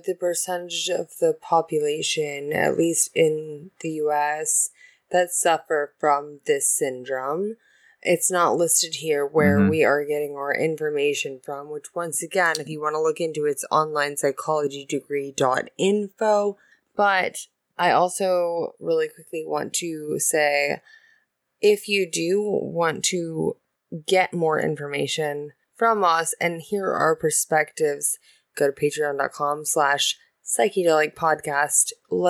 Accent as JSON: {"language": "English", "country": "Japan", "tie": "born there", "said": "Oh, I was born in Japan."}